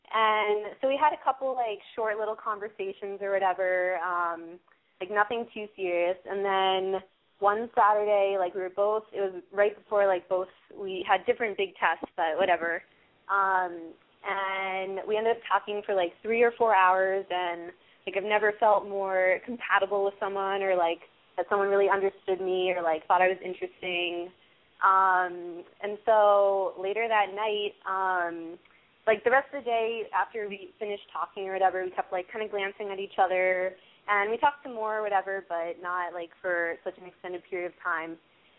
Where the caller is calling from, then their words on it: New York City, New York, United States; I'm calling from New York City.